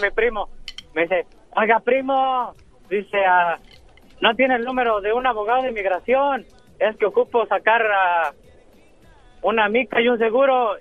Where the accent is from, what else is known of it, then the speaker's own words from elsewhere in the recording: Michoacán, Mexico; somos de Michoacán los dos